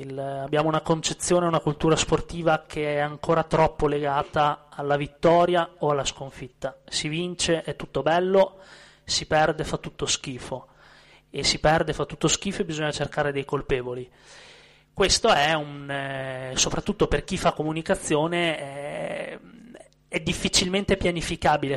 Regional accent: Verona, Veneto, Italy; moved away; sono di Verona

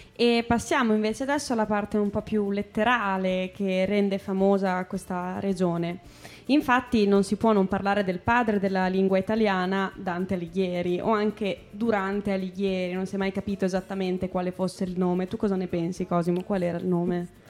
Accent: Emilia-Romagna, Italy; noi, romagnole, io e …

